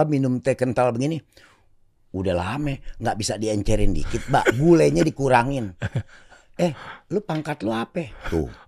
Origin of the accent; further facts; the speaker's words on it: Jakarta, Indonesia; Di kampung gue Rawejati Kalibata itu ada orang tukang jual pabrik sendal kulit.